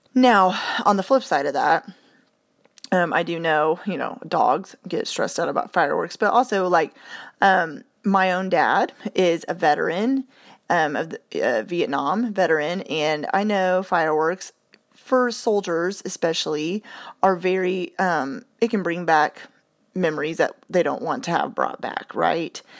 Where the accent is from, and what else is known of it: United States